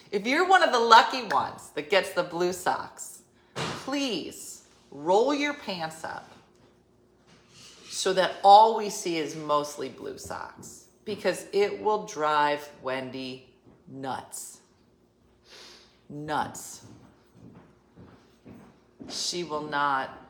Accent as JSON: {"language": "English", "region": "Colorado", "country": "United States", "tie": "born or raised there", "said": "I wish I grew up in Jersey instead of Colorado."}